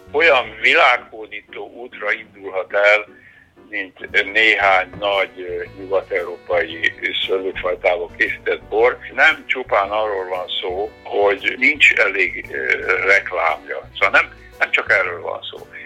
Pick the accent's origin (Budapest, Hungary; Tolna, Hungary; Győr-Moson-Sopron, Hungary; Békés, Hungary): Tolna, Hungary; Szekszárd